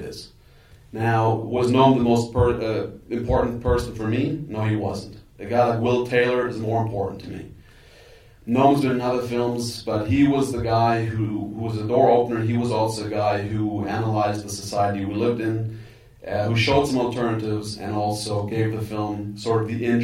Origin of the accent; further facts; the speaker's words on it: Germany; Being German